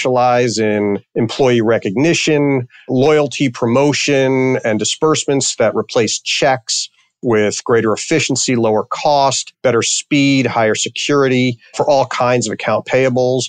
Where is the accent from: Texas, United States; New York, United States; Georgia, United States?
New York, United States; New York City; also born or lived in Connecticut / Washington, D.C.; now in Chicago area, United States; I grew up in New York City in Queens.